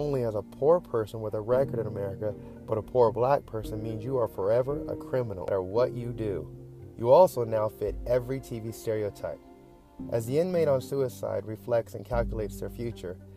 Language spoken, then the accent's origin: English; United States; as an American that just happens to be black